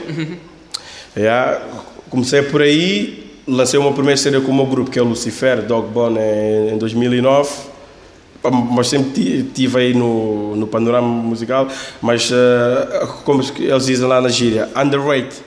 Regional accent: Lisbon, Portugal; sendo Lisboeta

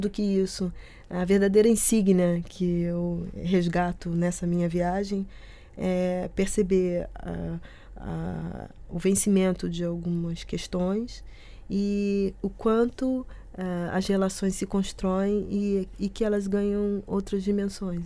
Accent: Rio de Janeiro, Brazil; moved away as an adult; now in Porto, Portugal; Eu sou do Rio de Janeiro

